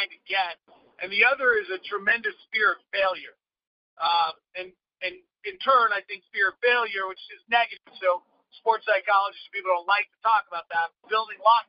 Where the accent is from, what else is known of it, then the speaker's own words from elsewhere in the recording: Bay Area, California, United States; I grew up in the Bay Area before the Sharks